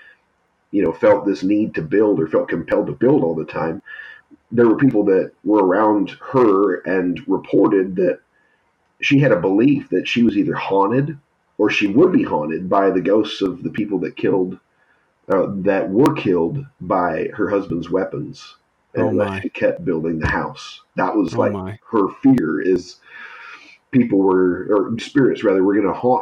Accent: San Jose, California, United States; where I grew up in San Jose

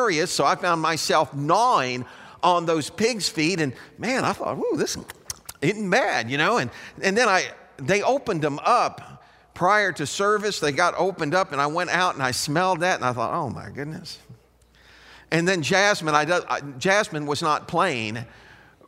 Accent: Chicago, Illinois, United States; I was raised up around Chicago, but because my parents were from Southern Illinois, I experienced that.

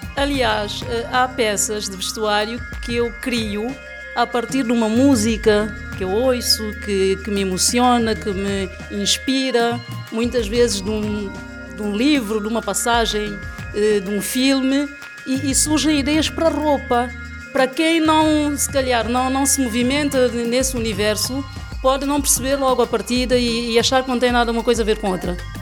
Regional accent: São Tomé & Príncipe; moved away as an adult; now in Lisbon, Portugal; Eu sou santomense, tenho estado cá

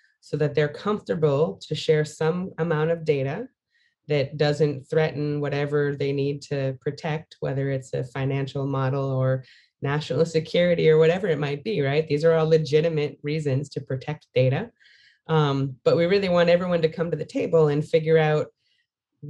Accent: United States; it's an interesting thing being an American

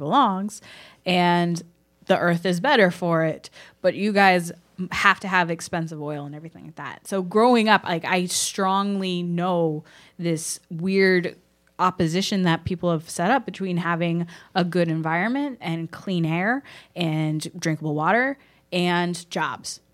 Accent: Houston, Texas, United States; I grew up in Houston, which is a big oil town

